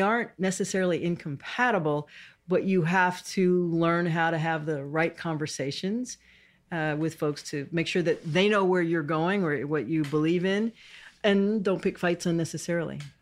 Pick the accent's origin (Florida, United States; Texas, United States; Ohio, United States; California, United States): Texas, United States; Houston; I grew up in Houston. I'm a native Houstonian